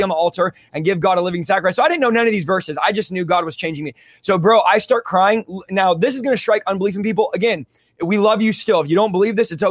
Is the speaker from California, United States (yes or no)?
yes; San Jose, California, United States; now in Central California, United States; growing up, moving out from the Bay, I was from San Jose, moving to Central California where I'm at now